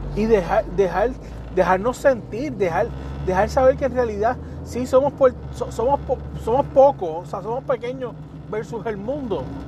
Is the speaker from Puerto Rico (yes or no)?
yes; Puerto Rico; donde quiera que me pare, puedo decir que soy puertorriqueño.